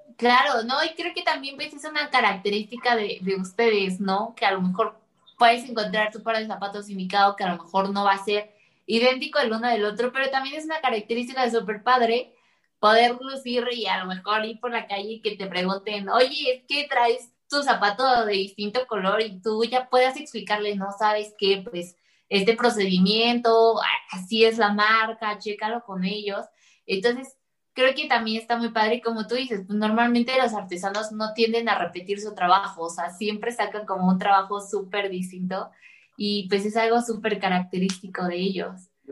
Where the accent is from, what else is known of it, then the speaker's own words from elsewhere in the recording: Mexico; uno como mexicano